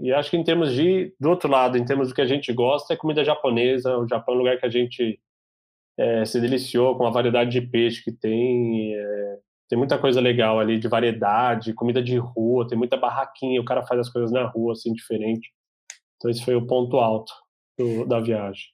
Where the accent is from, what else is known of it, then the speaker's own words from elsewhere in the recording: Brazil; eu não sou americano, meu, eu sou brasileiro